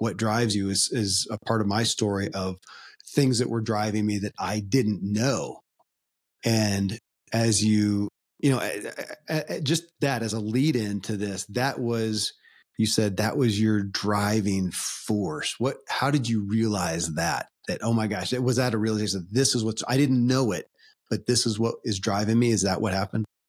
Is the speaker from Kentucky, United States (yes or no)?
yes; Kentucky, United States; born or raised there